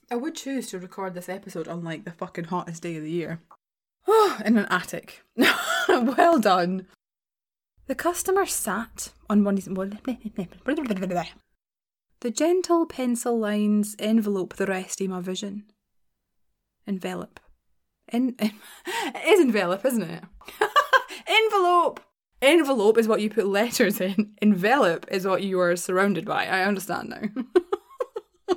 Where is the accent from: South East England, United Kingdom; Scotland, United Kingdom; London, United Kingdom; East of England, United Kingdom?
Scotland, United Kingdom; as a Scottish person